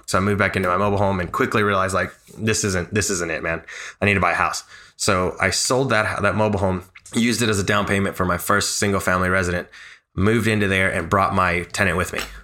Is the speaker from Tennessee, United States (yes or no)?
yes; Nashville, Tennessee, United States; Born and raised in Nashville, bilingual, college degree